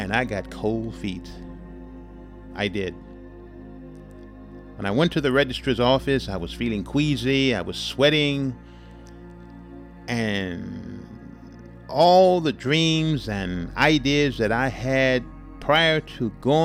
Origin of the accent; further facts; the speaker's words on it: Houston, Texas, United States; my hometown of Houston, Texas